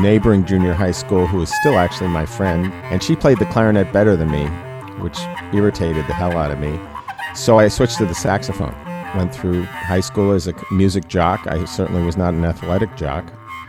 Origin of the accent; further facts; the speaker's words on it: Newton, Massachusetts, United States; I grew up outside Boston in Newton, Massachusetts